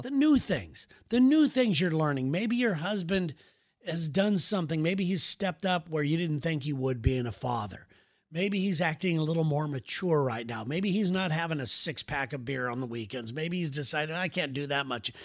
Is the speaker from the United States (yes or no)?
yes; California, United States; we're from California